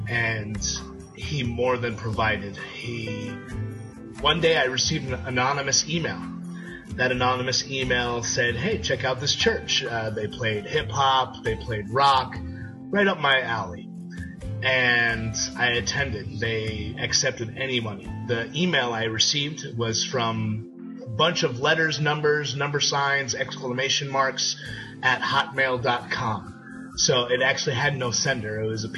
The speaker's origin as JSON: {"language": "English", "town": "New York City", "region": "New York", "country": "United States", "tie": "born or raised there", "lives_now": "Plano, United States", "said": "I'm from Plano, Texas, originally from New York City. Grew up in the projects, not the nicest of neighborhoods."}